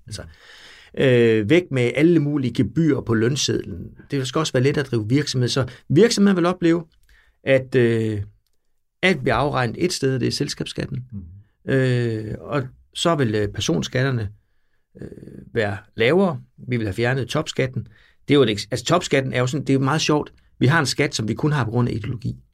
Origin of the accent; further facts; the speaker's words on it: near Bjerringbro, Central Denmark Region, Denmark; Det lå øh, 12 km væk, hvor jeg voksede op